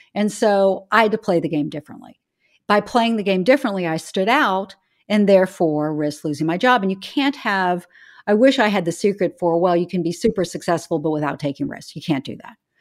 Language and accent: English; Charleston, South Carolina, United States; moved away as an adult; I grew up in Charleston, South Carolina.